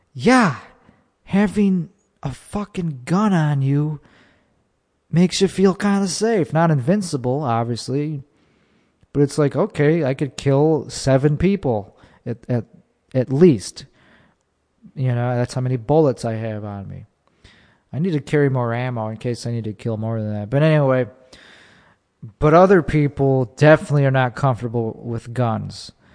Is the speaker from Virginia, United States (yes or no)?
no; Chicago, Illinois, United States; I'm from Chicago.